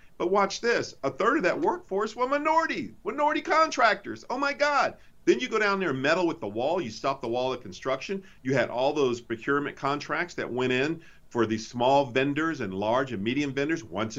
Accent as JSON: {"language": "English", "region": "Texas", "country": "United States", "moved": "yes", "said": "I'm from Texas. I know Texas very well."}